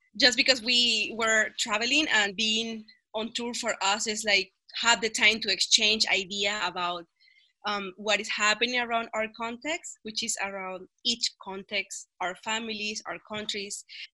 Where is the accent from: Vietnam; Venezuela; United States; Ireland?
Venezuela; Barquisimeto, Lara; moved away as an adult; also born or lived in Ontario, Canada; now in Canada; I'm from Venezuela, Barquisimeto specifically, but actually right now I am in Canada, Normanville, Ontario.